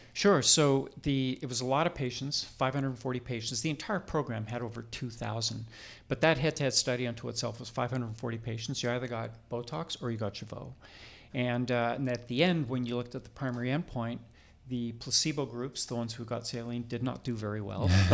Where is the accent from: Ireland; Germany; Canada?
Canada; moved away as an adult; also born or lived in Toronto, Canada / Vancouver, Canada; now in United States; I am Canadian born. I, I trained in Toronto, medical school in Toronto, and then practiced in Vancouver, British Columbia for twenty years